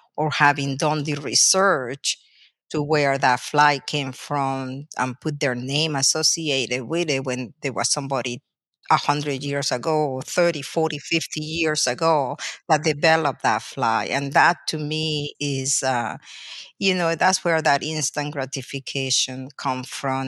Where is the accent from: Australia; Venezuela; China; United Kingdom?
Venezuela; English is a second language; moved away as an adult; now in United States; I'm a foreigner. I was born and raised in Venezuela. I came to college through the United States